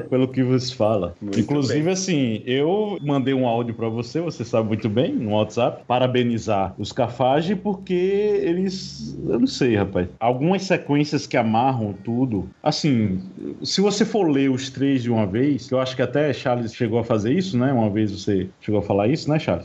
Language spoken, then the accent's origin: Portuguese; Paraíba, Brazil; como um bom paraibano